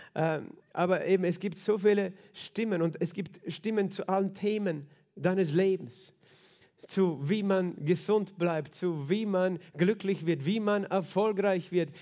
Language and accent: German; Klagenfurt, Carinthia, Austria; wir gerne am See sind, als Kärntner, als Klagenfurter